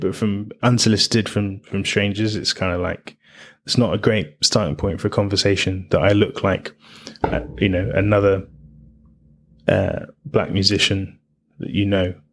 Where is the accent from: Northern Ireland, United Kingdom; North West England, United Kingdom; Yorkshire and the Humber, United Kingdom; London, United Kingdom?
London, United Kingdom; I was I was born in London